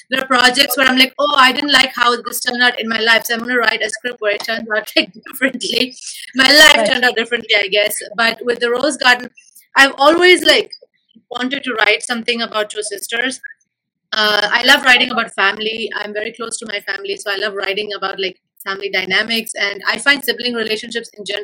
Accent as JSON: {"language": "English", "country": "India", "tie": "born or raised there", "moved": "as an adult", "lives_now": "Los Angeles, United States", "said": "growing up in India, being an uh, Indian uh, for like what, 21 years of my life"}